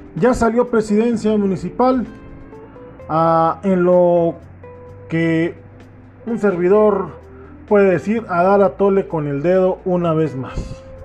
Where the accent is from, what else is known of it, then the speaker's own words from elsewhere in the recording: Mexico; mi pueblo